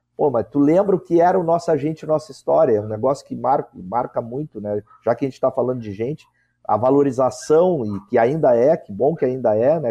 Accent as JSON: {"language": "Portuguese", "town": "Pelotas", "region": "Rio Grande do Sul", "country": "Brazil", "tie": "born or raised there", "moved": "yes", "said": "Nunca imaginei que ia voltar à minha terra natal"}